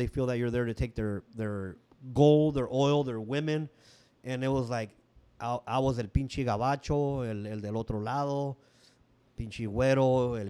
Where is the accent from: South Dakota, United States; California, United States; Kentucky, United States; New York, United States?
California, United States; San Diego; also born or lived in Tijuana, Mexico; I was born here in San Diego, and we did live in TJ for a little bit, for a couple years. But then we came back, and I think it was like 76 or so, and lived on 32nd and Martin, which is in Logan Heights.